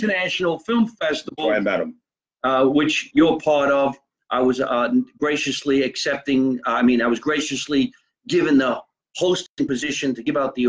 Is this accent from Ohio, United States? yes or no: no; New Jersey, United States; growing up in New Jersey and being from the area or being from the neighborhood